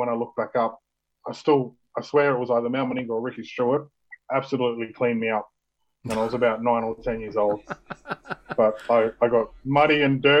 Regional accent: Queanbeyan, New South Wales, Australia; now in Brisbane, Australia; I'm born and bred in Queanbeyan. I was born in 81

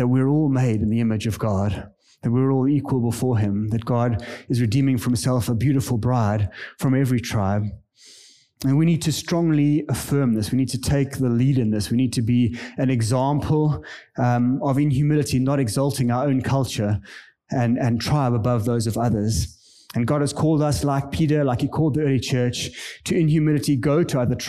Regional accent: South Africa; moved away as an adult; now in Kenya; I am a South African. I grew up in the apartheid area in South Africa.

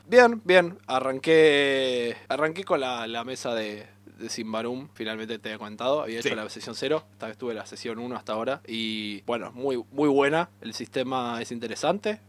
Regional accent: Buenos Aires, Argentina; somos una de las ciudades más grandes del mundo

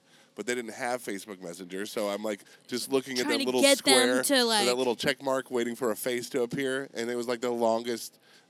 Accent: Buffalo, New York, United States; moved away; So I'm originally from Buffalo, New York.

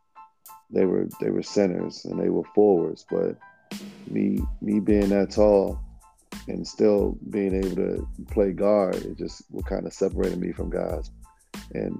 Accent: Riverdale, United States; growing up in Riverdale

